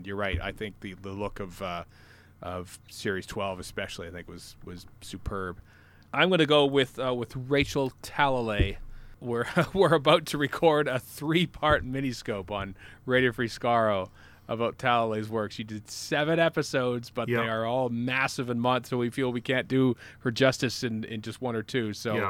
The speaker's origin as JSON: {"language": "English", "country": "Canada", "said": "I'm from Canada."}